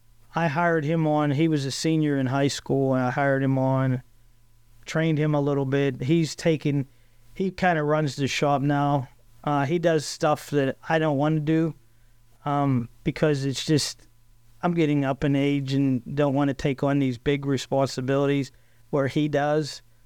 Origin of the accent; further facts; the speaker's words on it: Johnstown, Pennsylvania, United States; I grew up in Johnstown. Actually, I lived out in the country by the North Fork Dam.